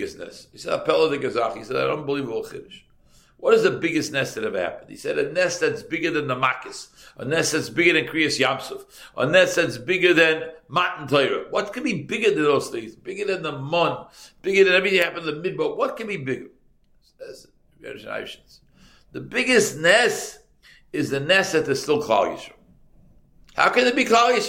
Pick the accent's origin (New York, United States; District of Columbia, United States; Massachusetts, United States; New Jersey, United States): Massachusetts, United States; Boston; I come from Boston